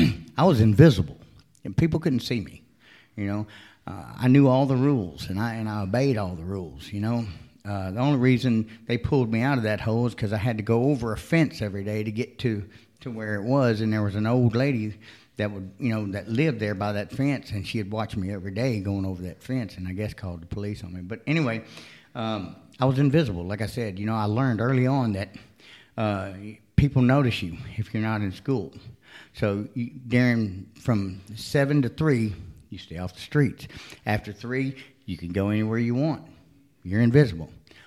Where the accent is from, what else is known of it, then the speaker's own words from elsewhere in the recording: Texas, United States; also born or lived in Florida; No, I was born in Florida, but I moved to Texas early on. I've lived in Texas, Arkansas, Alabama, Mississippi.